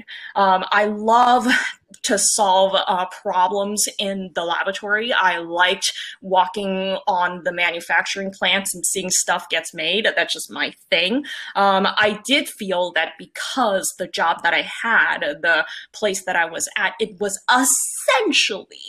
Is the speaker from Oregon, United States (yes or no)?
no; San Francisco, California, United States; moved away as an adult; also born or lived in San Jose, California / Cupertino, California; now in New York, United States; I grew up in the 90s in San Francisco. That's where I'm from. Went to elementary school there, went to middle school there, and then I went to the South Bay